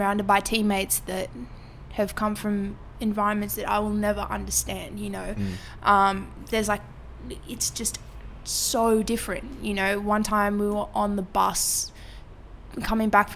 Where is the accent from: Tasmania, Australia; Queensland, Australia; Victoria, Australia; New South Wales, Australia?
New South Wales, Australia; Sydney; also born or lived in Marrickville, Sydney; I was first like few years of my life was in Marrickville. And then we moved out to San Suzy when I was sometime in primary school.